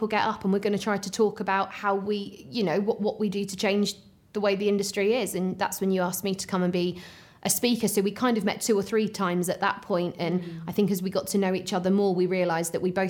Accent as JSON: {"language": "English", "area": "Herefordshire", "region": "West Midlands", "country": "United Kingdom", "moved": "yes", "said": "I'm from the Welsh border, Herefordshire"}